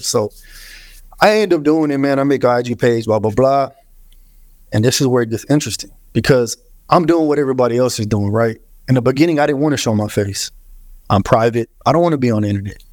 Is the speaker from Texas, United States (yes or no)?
yes; Houston, Texas, United States; My whole life, bro. Grew up in Houston